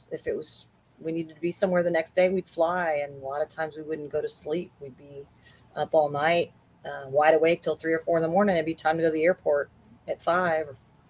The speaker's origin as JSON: {"language": "English", "town": "Memphis", "region": "Tennessee", "country": "United States", "said": "being from the South, and I was from Memphis, Tennessee. I'm from Memphis, Tennessee, and I live in North Texas, you know, DFW, which is Dallas Fort Worth"}